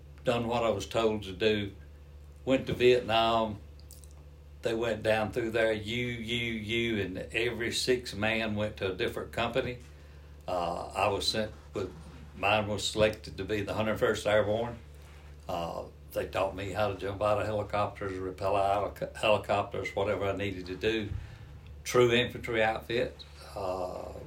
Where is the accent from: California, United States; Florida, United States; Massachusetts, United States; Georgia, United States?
Georgia, United States; accent: Southern; I'm from Georgia